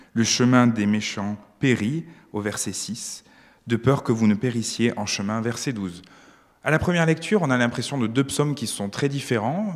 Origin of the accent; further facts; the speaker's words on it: France; moved away as an adult; now in Switzerland; je suis un, immigré euh, français en Suisse